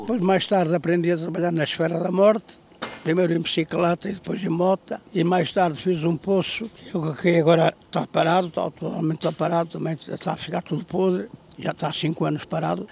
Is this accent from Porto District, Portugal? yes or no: no; Mangualde, Viseu, Portugal; Eu sou natural de Mangualde